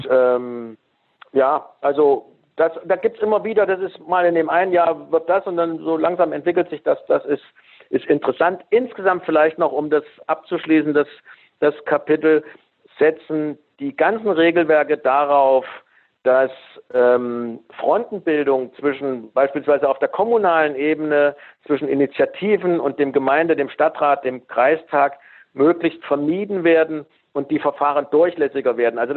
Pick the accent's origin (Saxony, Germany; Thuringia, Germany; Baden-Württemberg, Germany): Thuringia, Germany; Stimmt, ich bin Thüringer.